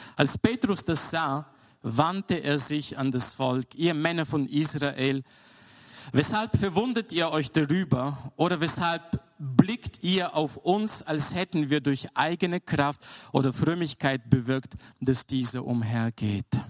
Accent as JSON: {"language": "German", "country": "Bulgaria", "tie": "born or raised there", "moved": "yes", "said": "Ich bin in Bulgarien aufgewachsen"}